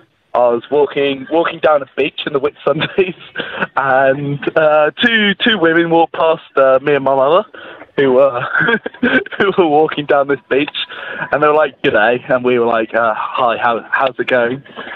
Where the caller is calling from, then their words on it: Manchester, North West England, United Kingdom; Calling once again from Manchester.